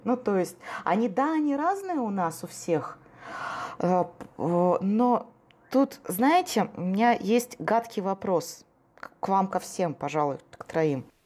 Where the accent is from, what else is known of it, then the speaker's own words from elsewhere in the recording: Omsk, Omsk Oblast, Russia; я же просто из Омска